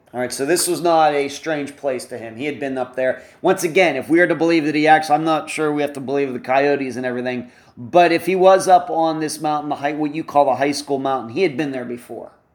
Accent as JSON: {"language": "English", "region": "western Pennsylvania", "country": "United States", "tie": "born or raised there", "moved": "yes", "said": "I'm from originally from Pennsylvania, not flat where I grew up in western Pennsylvania"}